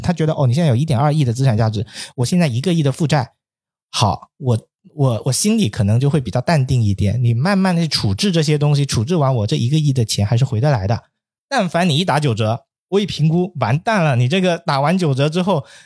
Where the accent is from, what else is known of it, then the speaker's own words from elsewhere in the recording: Guangdong, China; moved away; 特别在我老家那边，广东潮汕